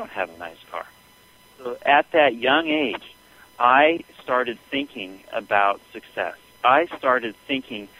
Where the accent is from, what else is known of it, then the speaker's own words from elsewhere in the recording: Southern California, United States; as a young boy, I grew up in Southern California